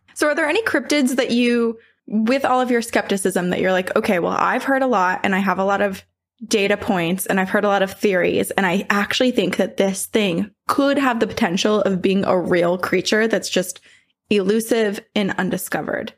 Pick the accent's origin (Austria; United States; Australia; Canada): United States; Vermont; my house growing up in Vermont, my parents built it